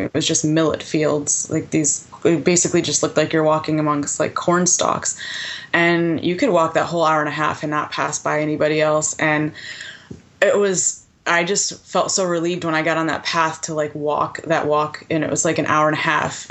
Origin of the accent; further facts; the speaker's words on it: Connecticut, United States; also born or lived in Rhode Island; I grew up in Connecticut, went to school in Rhode Island